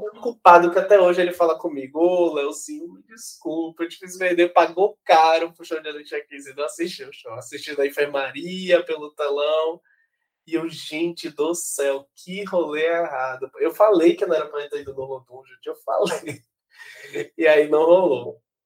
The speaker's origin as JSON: {"language": "Portuguese", "town": "Salvador", "region": "Bahia", "country": "Brazil", "also_born_or_lived": "Rio de Janeiro", "said": "eu saí de Salvador"}